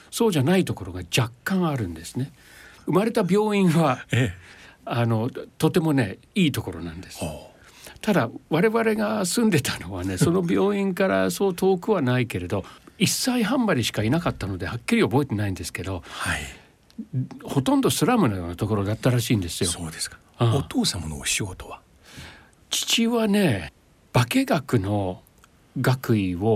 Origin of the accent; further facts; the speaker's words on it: London, United Kingdom; Japanese is a second language; moved away; イギリス生まれはロンドンですあロンドンの市内のどえーと、と生まれたところは市内ですね、えー、ケンジントンになると思うんですけど